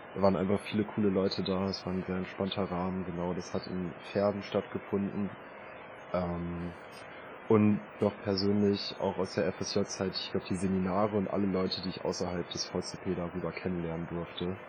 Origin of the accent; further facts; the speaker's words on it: Braunschweig, Lower Saxony, Germany; also born or lived in Hannover; der Umzug zurück in meine Heimat Braunschweig